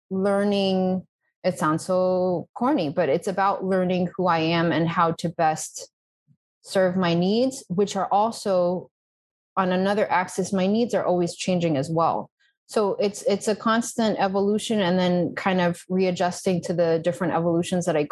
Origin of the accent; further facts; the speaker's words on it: Brookline, Massachusetts, United States; moved away as an adult; also born or lived in Texas / Natick, Massachusetts; now in Spain; I was born in Texas. I don't really remember that. Then we moved to Massachusetts. I was living in a place called Natick. Then we moved to a place called Brookline. So this is all greater Boston area. So I lived there most of my life